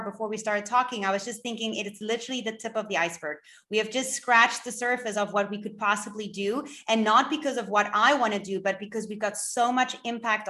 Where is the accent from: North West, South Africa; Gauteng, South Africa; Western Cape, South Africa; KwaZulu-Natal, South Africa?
Western Cape, South Africa; Cape Town; I am from Cape Town in South Africa